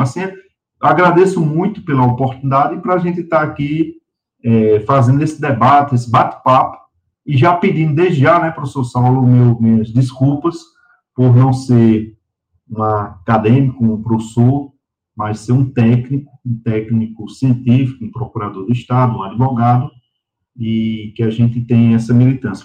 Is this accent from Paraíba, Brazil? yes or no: yes; Patos, Paraíba, Brazil; moved away as an adult; now in Sergipe, Brazil; eu sou do interior, sou patoense, sou de Patos, né, já em Patos, na minha adolescência, meus 14, 15 anos